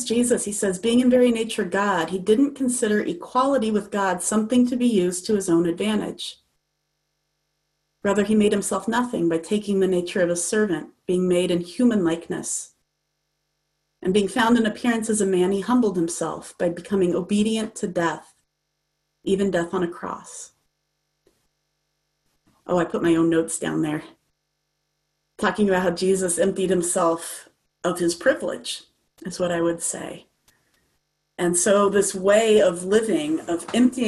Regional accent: United States; as an American citizen

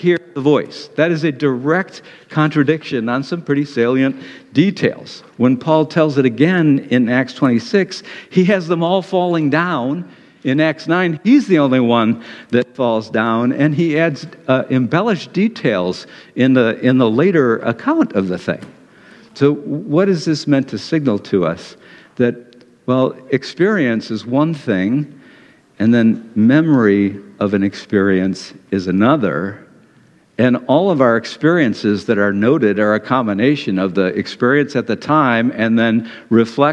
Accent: Detroit, Michigan, United States; moved away; also born or lived in Ann Arbor; I was from Detroit

